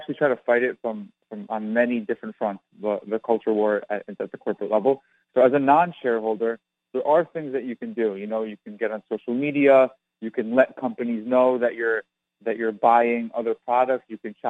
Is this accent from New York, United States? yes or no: yes; New York, United States; Well, I grew up in New York, so it just kind of was foisted upon me.